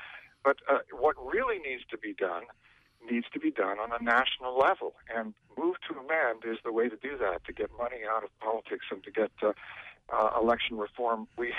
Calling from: Bucksport, Maine, United States; I'm calling from Bucksport.

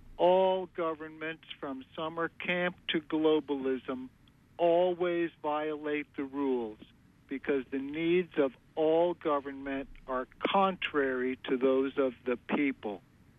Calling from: Tremont, Maine, United States; in Tremont.

